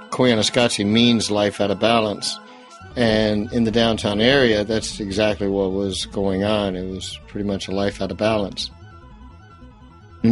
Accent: Memphis, Tennessee, United States; moved away; originally I'm from Memphis

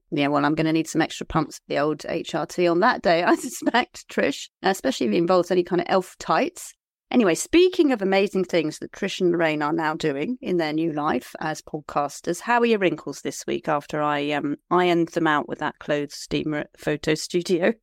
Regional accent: Liskeard, South West England, United Kingdom; I come from Lisgard in Cornwall.

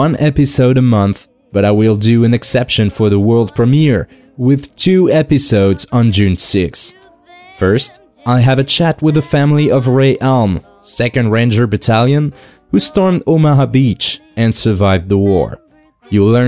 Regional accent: France; English is a second language; As you can probably guess by my weird accent, I'm French

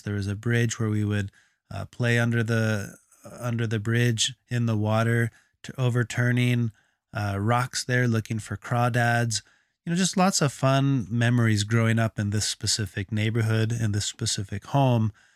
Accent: Texas, United States; moved away; I grew up in Texas

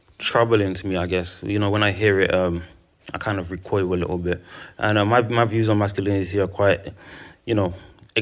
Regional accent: Ghana; I'm from Ghana, West Africa

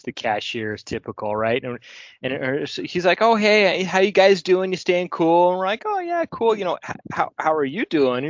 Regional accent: Colorado, United States; now in Seattle, United States; I came from Colorado

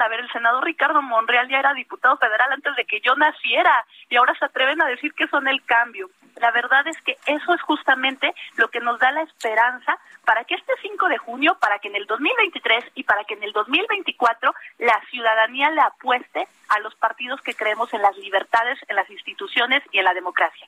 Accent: Mexico

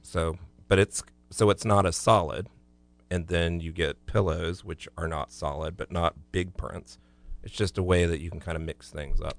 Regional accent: Florida, United States; growing up in Florida

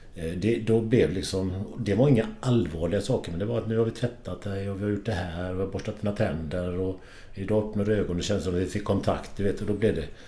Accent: Kullavik, Västra Götaland, Sweden; Kullavik är jag uppvuxen

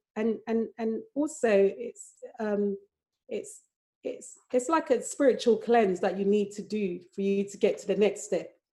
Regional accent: Accra, Greater Accra, Ghana; moved away; also born or lived in London; I even though I was born in London, I grew up in Accra

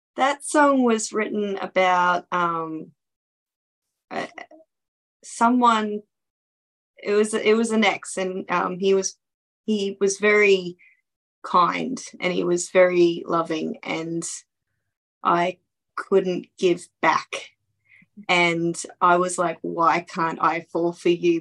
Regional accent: Townsville, Queensland, Australia; my hometown

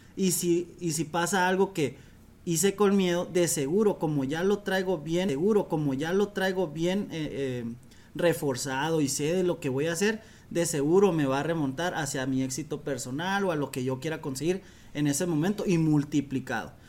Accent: Mexico; moved away; also born or lived in Dominican Republic; yo voy como todo mexicano

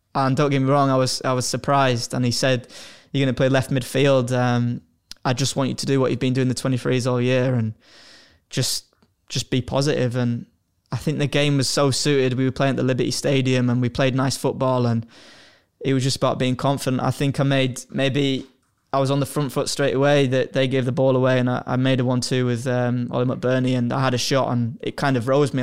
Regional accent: Hull, Yorkshire and the Humber, United Kingdom; moved away; I'm from Hull

